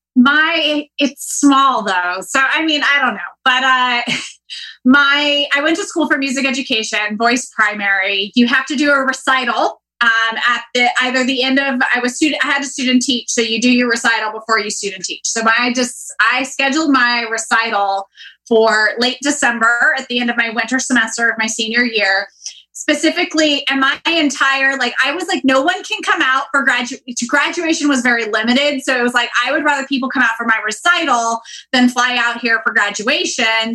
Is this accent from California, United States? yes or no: yes; Northern California, United States; growing up in Northern California